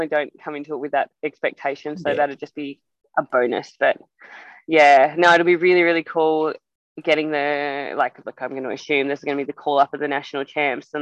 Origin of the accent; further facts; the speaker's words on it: Australia; moved away as an adult; as an Australian